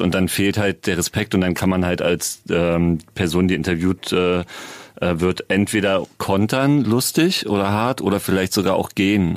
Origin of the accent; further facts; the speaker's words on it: Berlin, Germany; wir kommen beide aus Prenzlauer Berg, sind da irgendwie entweder sogar, ne, geboren nicht, aber aufgewachsen